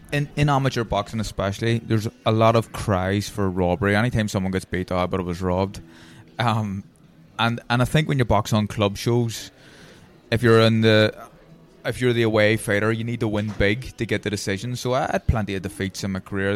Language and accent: English; Belfast, Northern Ireland, United Kingdom; I'm Protestant from Tigers Bay